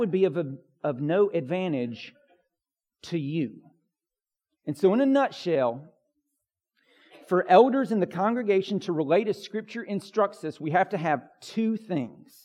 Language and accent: English; United States; I'm an American individual